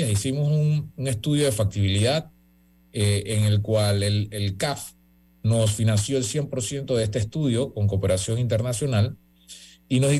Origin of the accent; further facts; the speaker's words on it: Panama; Eh, como buenos panameños nos pusimos intensos